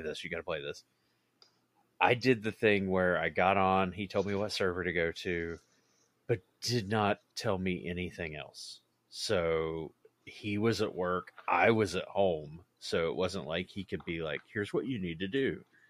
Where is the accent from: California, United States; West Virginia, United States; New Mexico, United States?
West Virginia, United States; We actually met in West Virginia, uh, which is my home state